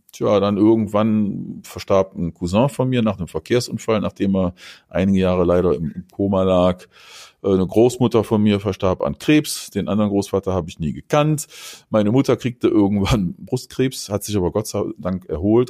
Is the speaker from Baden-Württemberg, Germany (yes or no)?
no; North Rhine-Westphalia, Germany; mein Vater, der kommt aus der Ecke hier, wo ich aufgewachsen bin, da im Rheinland, äh, in der Nähe der holländischen Grenze